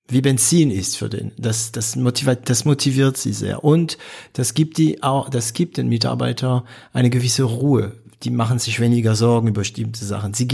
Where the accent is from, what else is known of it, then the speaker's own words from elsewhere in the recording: Baden-Württemberg, Germany; also ich bin Schwabe, okay, deswegen erlaube ich mir das zu sagen, was ich jetzt sagen werde.